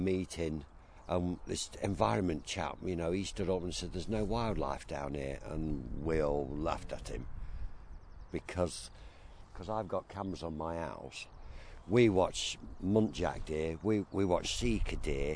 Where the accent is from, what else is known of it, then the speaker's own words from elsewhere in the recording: Leicester, East Midlands, United Kingdom; moved away as an adult; also born or lived in Lincoln area; I'm from Leicester originally.